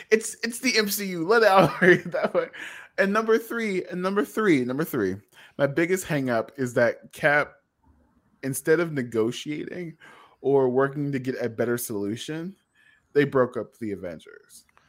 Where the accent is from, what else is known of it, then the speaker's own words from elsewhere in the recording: United States; we're Americans